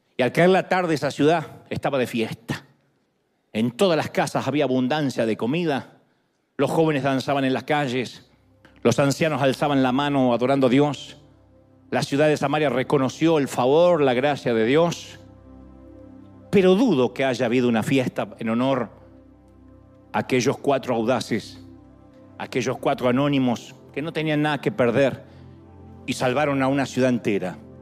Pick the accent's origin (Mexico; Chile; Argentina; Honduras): Argentina; now in United States; Yo soy argentino, soy hispano.